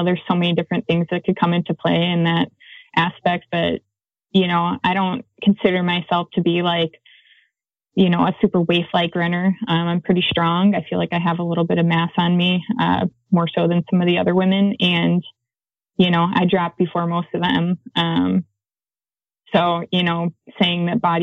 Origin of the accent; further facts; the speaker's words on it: Wisconsin, United States; now in Flagstaff, United States; I'm from Wisconsin